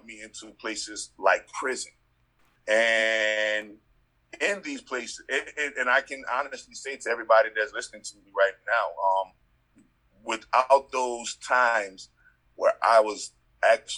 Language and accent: English; New Orleans, Louisiana, United States; also born or lived in Las Vegas, Nevada; the street that I grew up in on the West Bank of New Orleans